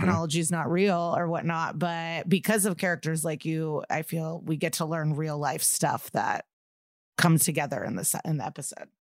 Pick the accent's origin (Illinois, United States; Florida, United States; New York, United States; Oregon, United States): Illinois, United States; Skokie; I'm from Skokie